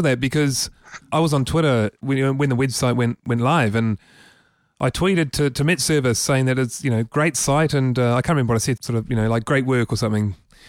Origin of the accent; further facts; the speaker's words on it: Wellington, New Zealand; We're all from Wellington, aren't we?